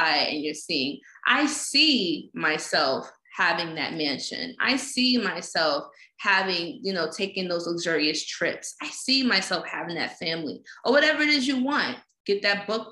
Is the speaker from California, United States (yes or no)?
no; New York City, New York, United States; growing up in Fort Greene Projects, growing up in the slums